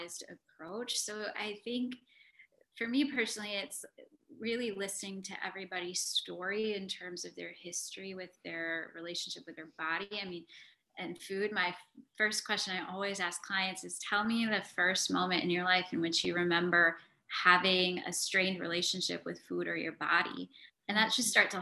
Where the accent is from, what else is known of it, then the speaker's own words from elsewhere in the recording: United States; being South Asian and growing up in America